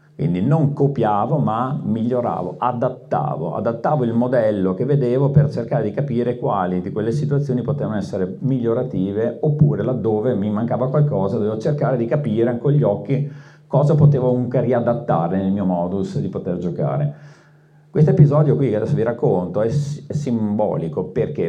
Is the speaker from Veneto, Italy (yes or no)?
yes; Veneto, Italy; sono veneto